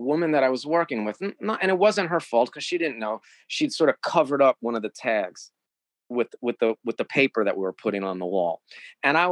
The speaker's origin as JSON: {"language": "English", "region": "New York", "country": "United States", "said": "I'm from New York"}